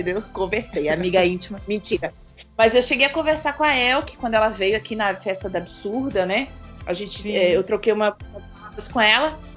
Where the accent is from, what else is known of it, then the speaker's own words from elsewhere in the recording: Blumenau, Santa Catarina, Brazil; moved away as an adult; Eu sou de Santa Catarina.